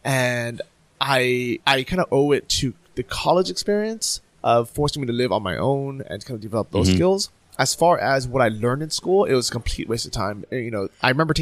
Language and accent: English; San Francisco, California, United States; moved away as an adult; also born or lived in Irvine, California / Berlin, Germany; I moved from San Francisco down to Orange County